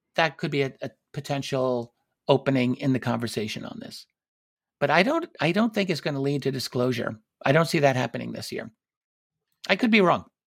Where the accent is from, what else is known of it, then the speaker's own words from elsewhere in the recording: United States; I'm, I'm an American citizen. I'm here in the United States